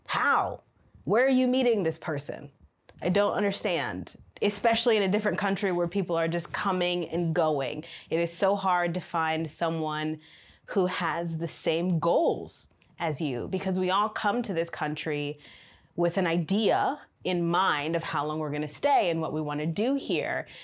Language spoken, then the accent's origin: English; Michigan, United States; now in China; I am from Michigan in the United States